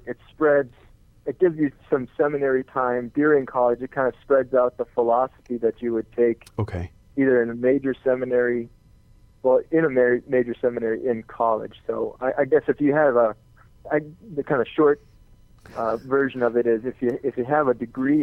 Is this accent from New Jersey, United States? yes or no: no; north of the Twin Cities, Minnesota, United States; I grew up north of the cities here in Minnesota, the Twin Cities, St. Paul, Minneapolis, and up in the woods, kind